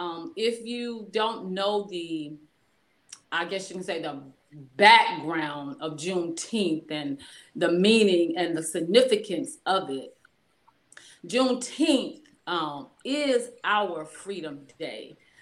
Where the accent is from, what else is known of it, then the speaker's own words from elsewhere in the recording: Coldwater, Mississippi, United States; moved away; my hometown. Born and bred in Coldwater, Mississippi